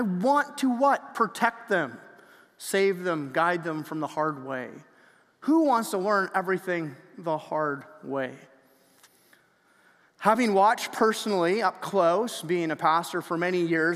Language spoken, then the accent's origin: English; Canada; we're Canadian